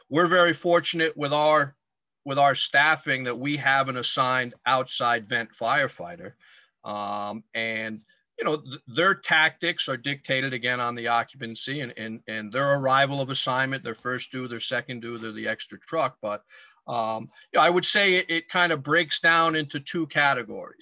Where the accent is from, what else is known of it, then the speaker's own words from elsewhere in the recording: Stamford, Connecticut, United States; I am born and raised in Stamford, Connecticut